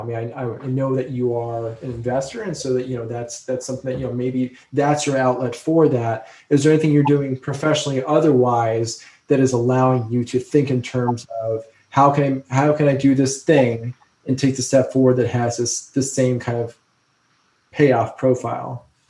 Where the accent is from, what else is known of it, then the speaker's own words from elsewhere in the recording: New Jersey, United States; moved away; I was from New Jersey